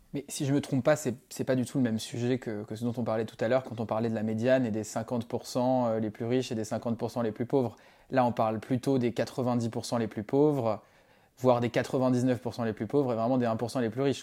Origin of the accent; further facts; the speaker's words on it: Madagascar; nous on a grandi à Madagascar avec Lucas